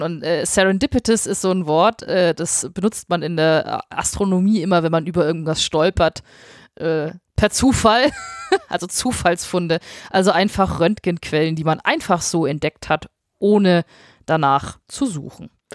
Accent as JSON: {"language": "German", "region": "Bavaria", "country": "Germany", "also_born_or_lived": "Munich", "said": "ich, wohne ja in München, ich, ich komme aus Bayern"}